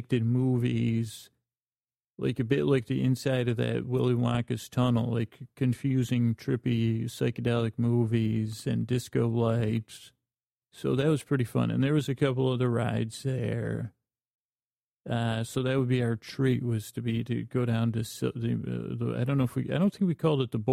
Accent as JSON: {"language": "English", "town": "Syracuse", "region": "New York", "country": "United States", "tie": "born or raised there", "said": "I grew up in Syracuse, New York"}